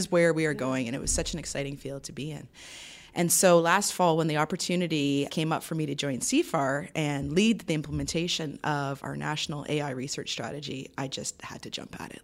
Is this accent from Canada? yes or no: yes; Toronto, Ontario, Canada; moved away as an adult; also born or lived in Vancouver / Sweden; So I grew up in Toronto, but I'd lived in Toronto and in Ontario all my life.